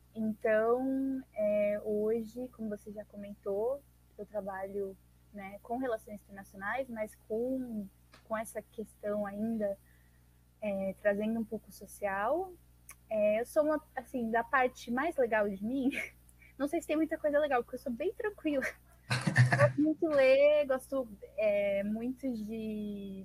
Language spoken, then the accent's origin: Portuguese; Suzano, São Paulo, Brazil; now in Mogi das Cruzes, Brazil; sou de Suzano, Zona Leste de São Paulo, né? Eu tenho 25 anos, é, sou nascida e crescida aqui, moro em Mogi.